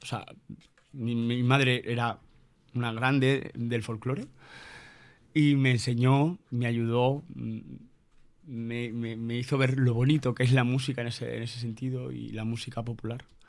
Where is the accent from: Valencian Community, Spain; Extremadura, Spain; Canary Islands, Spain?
Extremadura, Spain; La Mata, Cáceres; de la Mata, en mi pueblo